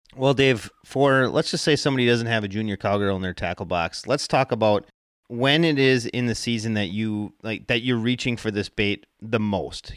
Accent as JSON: {"language": "English", "region": "Wisconsin", "country": "United States", "said": "I am from Wisconsin"}